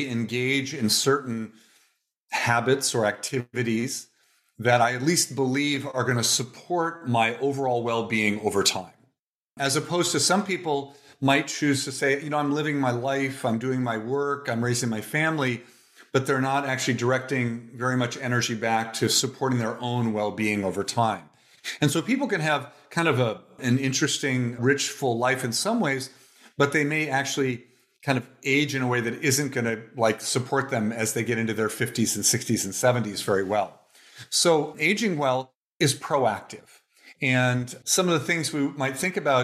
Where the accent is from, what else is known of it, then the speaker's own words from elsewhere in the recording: Toledo, Ohio, United States; moved away as an adult; also born or lived in Cincinnati, Ohio; now in Oakland, United States; I was born in Toledo, Ohio